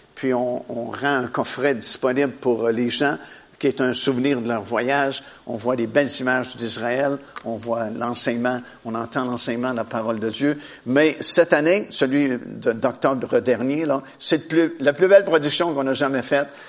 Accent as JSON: {"language": "French", "town": "Trois-Rivières", "region": "Quebec", "country": "Canada", "tie": "born or raised there", "said": "j'ai grandi dans la ville de Trois-Rivières. Je suis originaire de, de Trois-Rivières."}